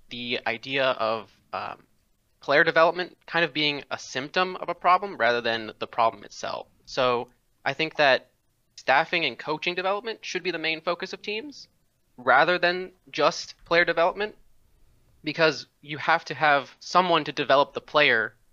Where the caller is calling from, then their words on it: Red Oak, Texas, United States; Uh, Red Oak